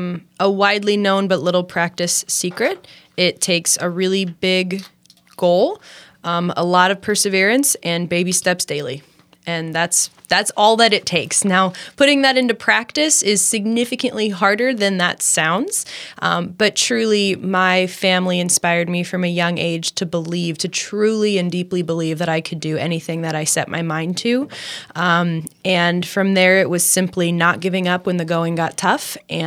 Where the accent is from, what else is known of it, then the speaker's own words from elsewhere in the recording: Champaign-Urbana, Illinois, United States; I grew up in Champaign-Urbana. My mom was a professor at the University of Illinois, so we kind of spent a fair bit of time on campus.